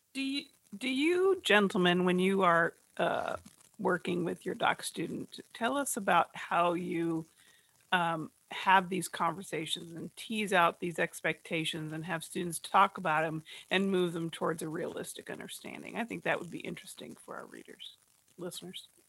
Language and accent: English; New Jersey, United States; I'm a Jersey girl